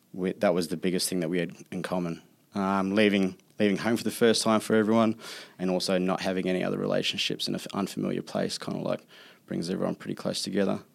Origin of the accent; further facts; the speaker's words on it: New Zealand; I'm from New Zealand, we kinda, like, chase back the roots back to Australia